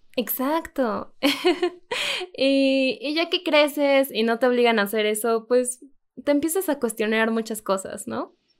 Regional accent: Mexico; soy, escritora mexicana

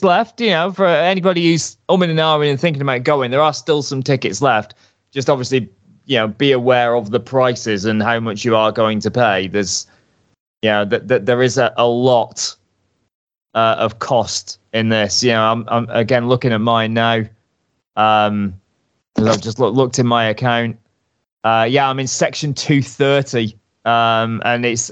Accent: United Kingdom; I'm a Brit abroad

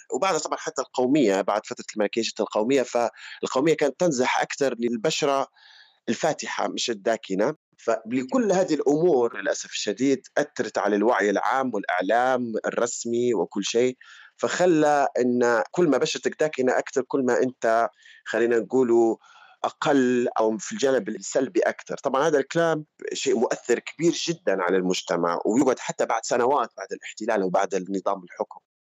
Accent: Libya; moved away as an adult; أنا طلعت من ليبيا كان عمري عشرين، واحد وعشرين سنة

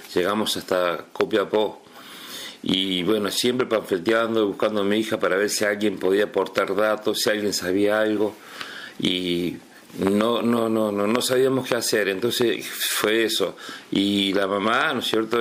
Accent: Río Primero, Córdoba, Argentina; now in Río Grande, Argentina; yo soy de Córdoba y viví en un pueblito que se llama Río Primero

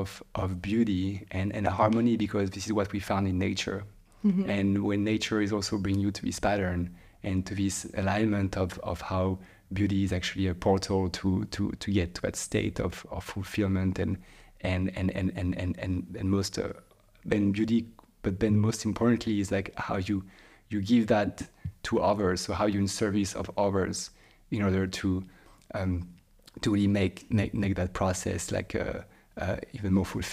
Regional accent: Île-de-France, France; And I grew up in near Paris in a place that was quite calm as well.

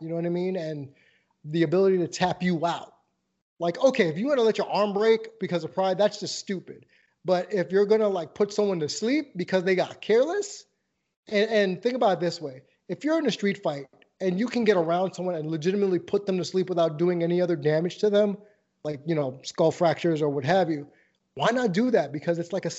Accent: New York, United States; moved away; I'm from New York originally and I have that New Yorker's mindset

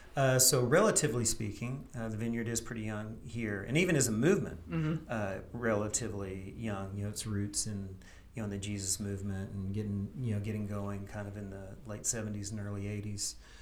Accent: East Tennessee, United States; moved away as an adult; now in Campbellsville, United States; I'm a transplant from East Tennessee.

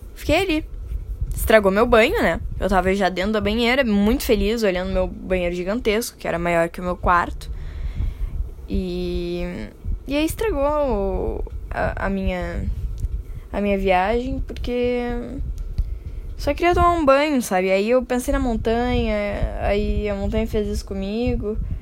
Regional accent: Brazil; falando como brasileiro

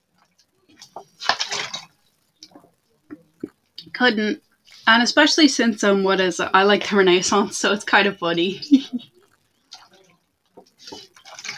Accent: Portugal; I am from Portugal. I am the Portuguese

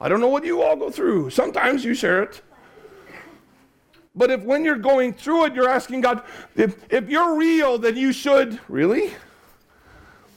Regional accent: Chicago, Illinois, United States; now in Cardiff, United Kingdom; I grew up in the Chicago area

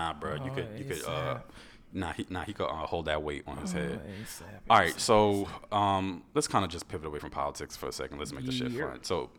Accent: New York City, New York, United States; I'm from New York. What are you talking about? It's the same shit. Like, New York has rats. It's pissy. Listen, I love where I'm from, you know, Brooklyn.

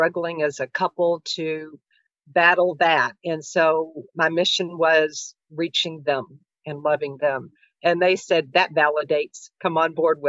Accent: Louisville, Kentucky, United States; I grew up here in Louisville. This is my home

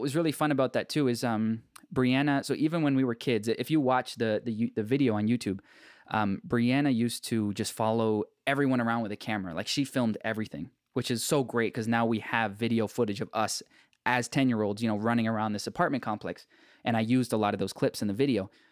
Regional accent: Markham, Ontario, Canada; I grew up in Markham

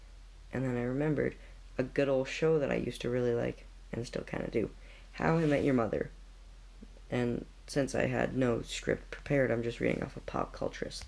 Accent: Canada; I'm Canadian

